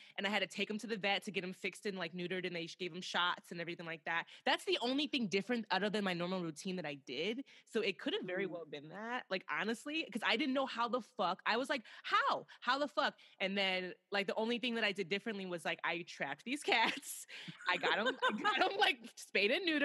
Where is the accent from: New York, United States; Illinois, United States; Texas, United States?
Illinois, United States; Chicago; we're from Chicago